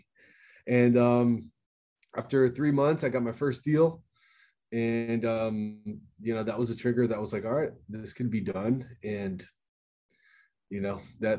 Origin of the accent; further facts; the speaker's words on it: Miami, Florida, United States; born and raised in Miami, Florida